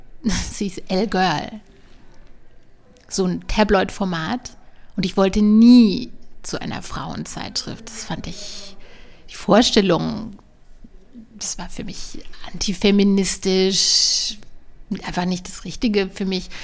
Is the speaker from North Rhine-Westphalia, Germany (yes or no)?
no; near Strasbourg, Baden-Württemberg, Germany; ich bin in der Nähe von, von Straßburg aufgewachsen, von Frankreich.